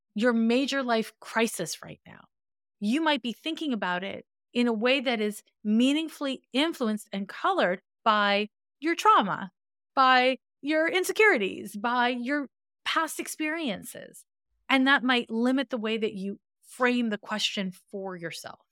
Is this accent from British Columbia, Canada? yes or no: no; Montreal, Quebec, Canada; I'm from Montreal, Quebec, and in Montreal, we have a different school system than anywhere else